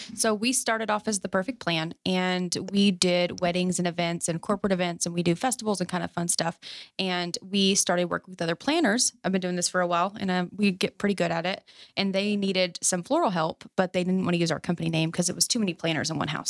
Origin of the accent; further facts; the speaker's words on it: Fort Worth, Texas, United States; also born or lived in Azle, Texas / North Richland Hills, Texas; I grew up in Oakhurst and we work over off of, you know, two eighty-seven Riverside